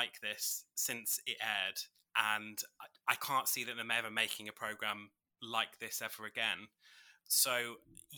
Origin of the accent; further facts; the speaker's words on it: just outside of York, Yorkshire and the Humber, United Kingdom; moved away as an adult; also born or lived in Birmingham; now in Warwickshire, United Kingdom; I grew up just outside of York in North Yorkshire, and then I moved to Birmingham